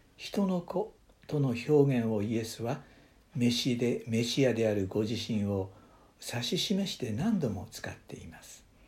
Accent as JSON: {"language": "Japanese", "country": "Japan", "tie": "born or raised there", "also_born_or_lived": "United States", "moved": "as an adult", "said": "日本の教会で育てられ"}